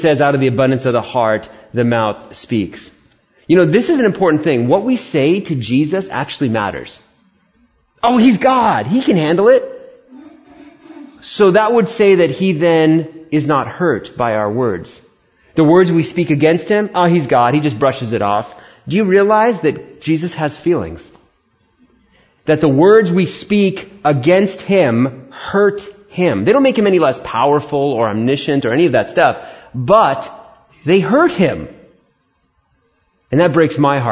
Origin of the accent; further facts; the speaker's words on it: New York City, New York, United States; I was born in Queens, New York.